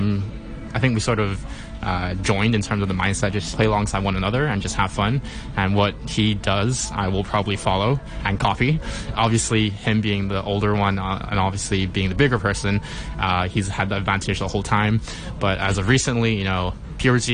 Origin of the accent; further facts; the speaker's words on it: Hong Kong; I was born and raised in Hong Kong